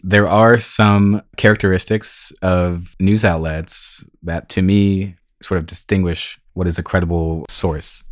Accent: Fairfax, California, United States; moved away as an adult; now in Los Angeles, United States; I am a Marin County native. I was born and raised between the redwood trees and the creeks and blackberry bushes of Marin County

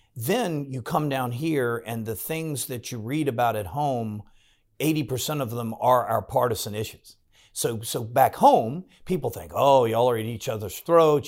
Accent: Farmville, Virginia, United States; moved away as an adult; now in Williamsburg, United States; I grew up in Farmville

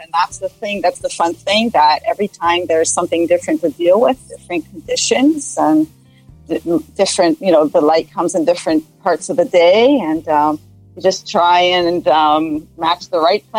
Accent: Israel; moved away as an adult; now in Canada; I grew up in Israel.

